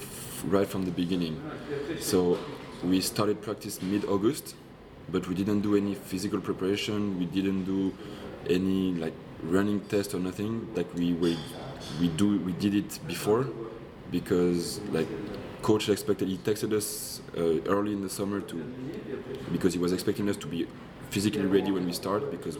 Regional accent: Poitiers, Nouvelle-Aquitaine, France; But it kind of sucks that I'm French. I was born in France. Yeah. I was born even in Poitiers.

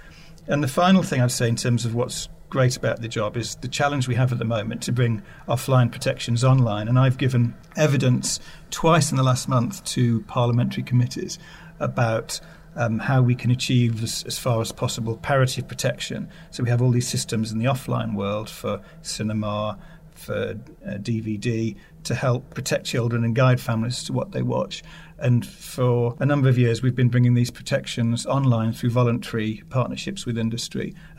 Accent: United Kingdom; they applied different standards that didn't necessarily meet my expectations as a British parent. So I used to check the BBFC website regularly when I was living abroad.

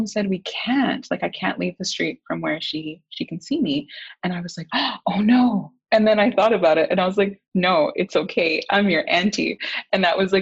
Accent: Vancouver, British Columbia, Canada; I was born and raised here in East Van in the unceded territories of the Musqueam, Squamish, and Tsleil-Waututh Nations

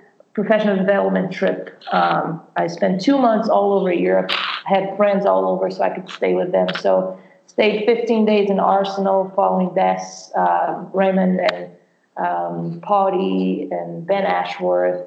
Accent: Brazil; English is a second language; moved away as an adult; also born or lived in Ohio, United States; now in United States; I'm from Brazil originally, so I played professional soccer in Brazil and played high school over there

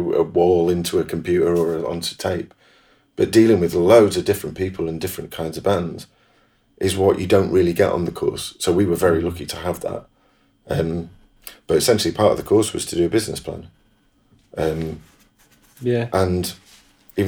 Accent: Manchester, North West England, United Kingdom; I'm a Mancunian

